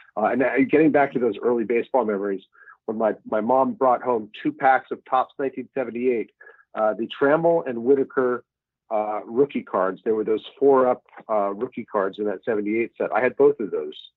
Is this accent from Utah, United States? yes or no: yes; Salt Lake City, Utah, United States; moved away as an adult; also born or lived in Seattle; now in New York, United States; raised in oh. Salt Lake City, so I grew up watching minor league baseball